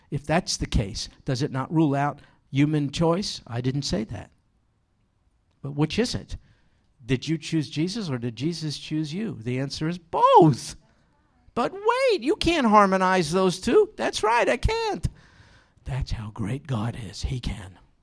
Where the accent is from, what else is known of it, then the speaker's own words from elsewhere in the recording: New York, United States; moved away; we don't have too many sheep in where I grew up in New York.